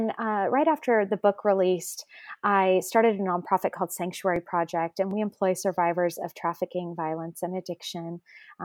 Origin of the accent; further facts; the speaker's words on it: San Francisco Bay Area, California, United States; I grew up in the San Francisco Bay Area in a family that didn't have a faith at all.